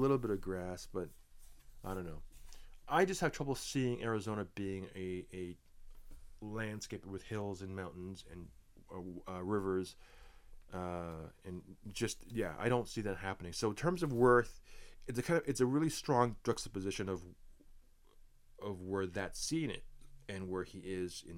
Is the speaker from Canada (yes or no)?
yes; Canada; me being a Canadian boy